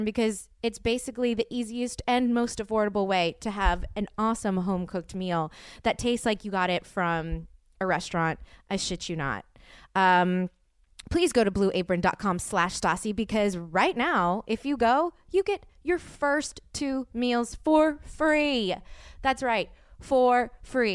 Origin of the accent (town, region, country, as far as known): New Orleans, Louisiana, United States